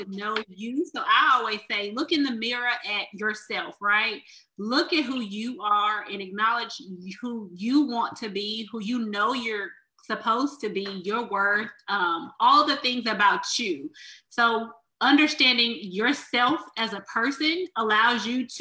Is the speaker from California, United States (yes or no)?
yes; Los Angeles, California, United States; growing up in South Central Los Angeles